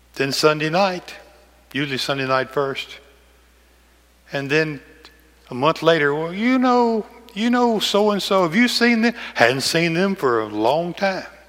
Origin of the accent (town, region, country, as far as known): McEwen, Tennessee, United States